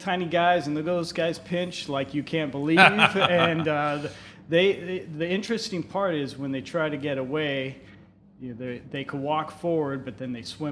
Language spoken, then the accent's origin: English; San Diego, California, United States; growing up in San Diego